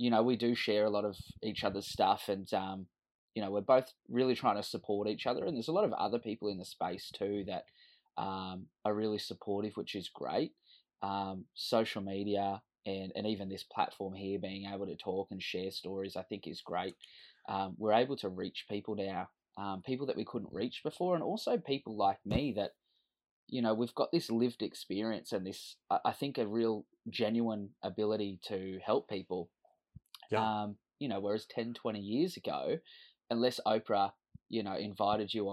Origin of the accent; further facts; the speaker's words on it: Sydney, New South Wales, Australia; moved away as an adult; now in Cairns, Australia; And I grew up in Western Sydney. I live in Cairns now, but I grew up in Western Sydney.